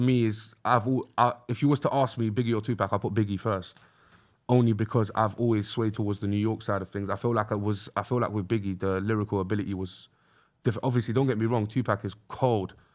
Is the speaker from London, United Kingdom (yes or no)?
yes; London, United Kingdom; where we're from, like, North West Londoners are just, uh, unapologetically North West.